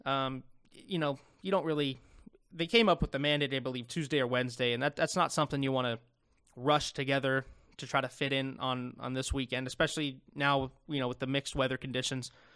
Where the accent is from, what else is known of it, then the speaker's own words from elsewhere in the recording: United States; I'm an American